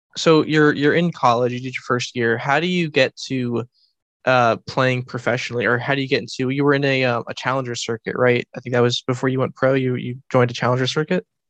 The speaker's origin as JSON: {"language": "English", "country": "United States", "said": "I am an American person"}